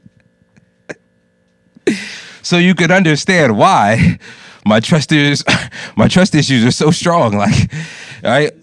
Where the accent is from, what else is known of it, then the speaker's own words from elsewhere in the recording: United States; I'm a first generation Jamaican American. I was born here, but I was grown with a Jamaican mother.